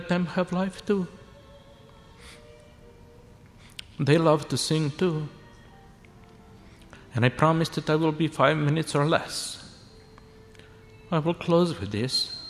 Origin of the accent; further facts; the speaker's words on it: Serbia; now in Canada; this is my hometown